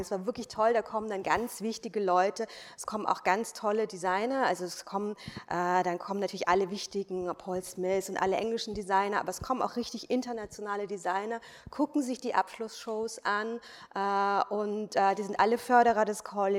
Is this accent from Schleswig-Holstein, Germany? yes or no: no; Weinheim, Baden-Württemberg, Germany; moved away; also born or lived in Berlin / London / Paris; in Weinheim, wo ich herkomme. Das ist aus der Nähe von Heidelberg, Mannheim die Ecke